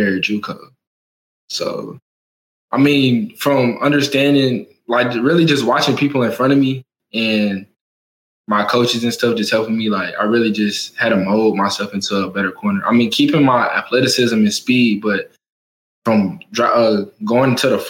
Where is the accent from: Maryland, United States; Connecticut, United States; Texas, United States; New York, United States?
Texas, United States; moved away as an adult; now in Oklahoma, United States; I'm from Texas